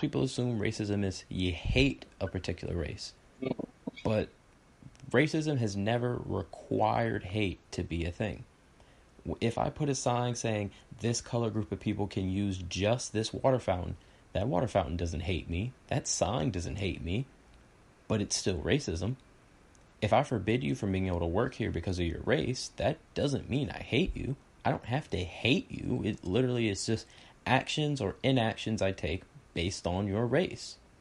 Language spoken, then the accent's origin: English; Texas, United States; I grew up in Texas